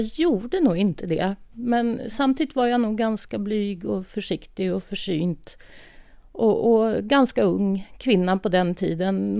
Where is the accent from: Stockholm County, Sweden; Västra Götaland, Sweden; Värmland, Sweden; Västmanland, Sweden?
Stockholm County, Sweden; outside Stockholm; moved away as an adult; now in Hammerdal, Sweden; jag är uppväxt utanför Stockholm